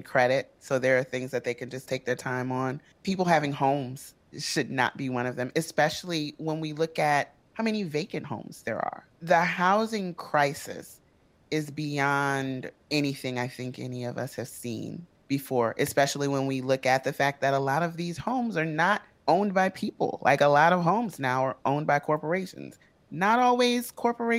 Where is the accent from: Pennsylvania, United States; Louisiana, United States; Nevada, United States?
Louisiana, United States; New Orleans; moved away as an adult; I'm from New Orleans, so everything is north for me